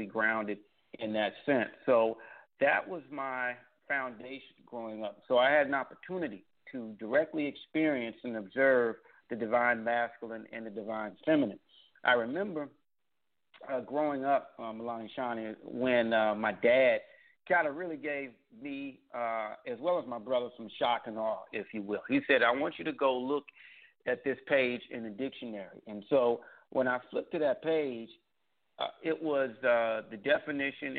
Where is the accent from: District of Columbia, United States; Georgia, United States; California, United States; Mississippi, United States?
District of Columbia, United States; Washington; also born or lived in Tallahassee, Florida; I was born in Tallahassee, Florida, lived most of my life in the Washington, D.C. area